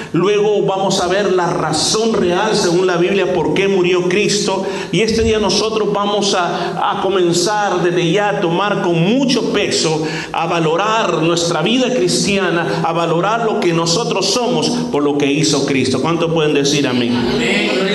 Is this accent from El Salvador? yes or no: yes; El Salvador; en mi país a veces producen tazas bien especiales